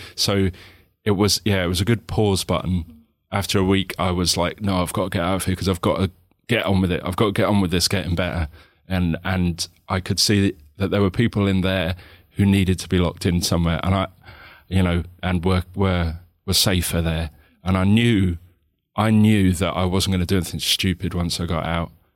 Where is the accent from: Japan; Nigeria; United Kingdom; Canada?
United Kingdom; also born or lived in islands of Scotland; as British people